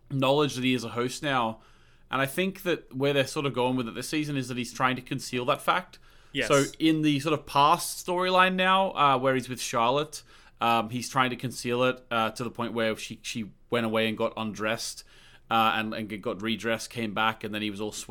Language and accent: English; Australia; moved away; Like I, when I came from Australia, I was like refused to call underwear pants.